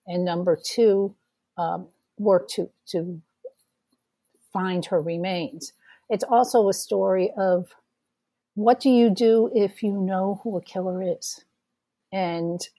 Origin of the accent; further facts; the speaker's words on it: New England, United States; My background, I'm from New England